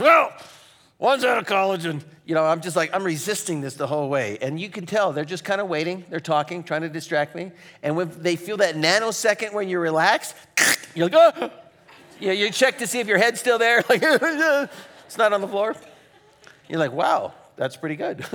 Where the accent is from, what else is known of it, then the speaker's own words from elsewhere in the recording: Phoenix, Arizona, United States; moved away; I grew up in Phoenix, Arizona